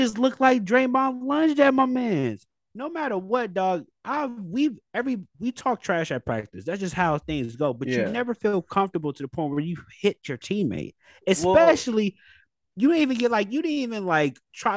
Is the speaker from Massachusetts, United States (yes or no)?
no; Bay Area, California, United States; we're from the Bay Area